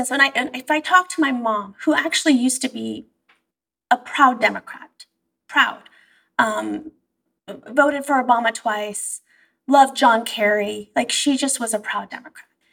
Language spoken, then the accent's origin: English; Bay Area, California, United States; also born or lived in Iran; the heart of liberalism, which is the Bay Area now